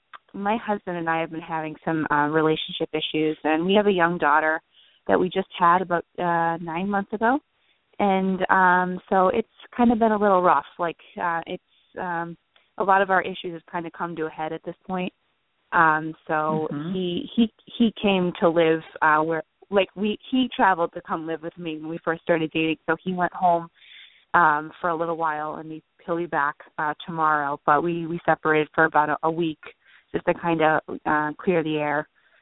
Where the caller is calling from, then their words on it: New Jersey, United States; I'm calling from New Jersey.